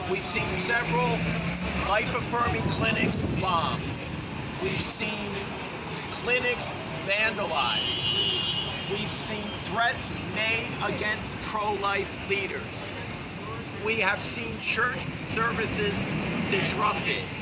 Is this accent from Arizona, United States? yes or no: no; Washington, District of Columbia, United States; Monday, in my hometown of DC, there's a group called Shutdown DC